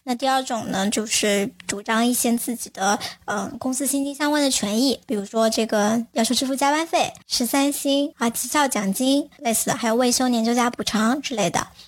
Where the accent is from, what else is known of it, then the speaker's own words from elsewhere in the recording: China; 我们大家还是会有一些我们自己中国特色的文化的一些观念